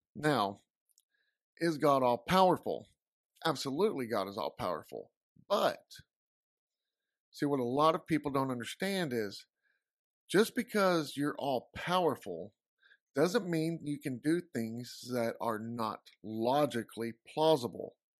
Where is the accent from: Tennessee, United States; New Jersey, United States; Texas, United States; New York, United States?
Texas, United States; I'm from Texas